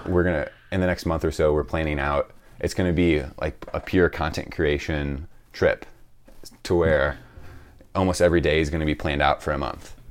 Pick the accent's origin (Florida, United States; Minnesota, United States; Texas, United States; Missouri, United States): Missouri, United States; St. Louis; I'm from Saint Louis, Missouri